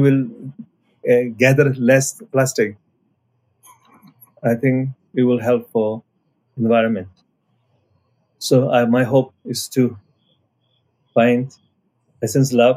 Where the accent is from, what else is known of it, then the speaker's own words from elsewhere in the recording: Nepal; I'm coming from Nepal side